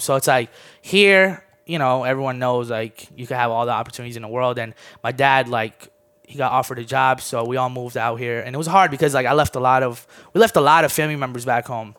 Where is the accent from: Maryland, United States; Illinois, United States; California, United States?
Maryland, United States; D.C. area; moved away as an adult; also born or lived in Armenia / Orlando, Florida; Moved here when I was nine. Always been, um, around the Maryland, D C area